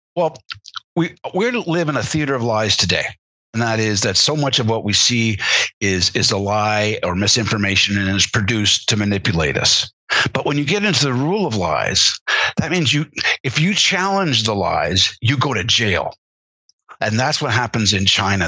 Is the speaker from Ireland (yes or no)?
no; Canada; as a Canadian, uh, growing up